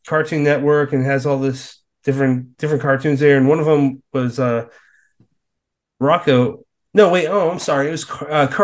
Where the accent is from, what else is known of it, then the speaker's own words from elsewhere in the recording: Massachusetts, United States; moved away; I'm from Massachusetts